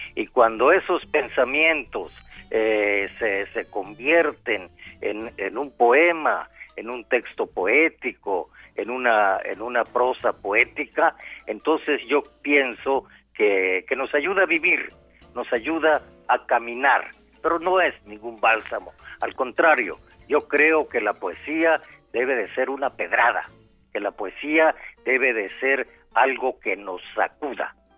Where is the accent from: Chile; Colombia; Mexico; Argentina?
Mexico